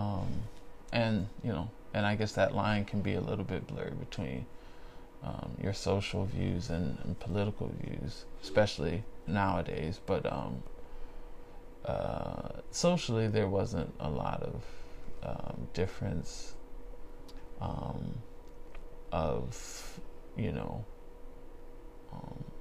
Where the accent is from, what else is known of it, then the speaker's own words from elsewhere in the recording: not too far south of Miami, Florida, United States; growing up not too far south of Miami